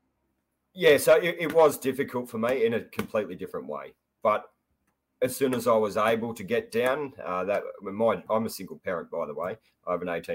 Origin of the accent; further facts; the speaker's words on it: Koo Wee Rup, Victoria, Australia; also born or lived in North Queensland / Murray River; I'm born and bred in Gippsland region of Victoria, beautiful part of the world, sort of out near sort of Kooi Rup, near Phillip Island sort of way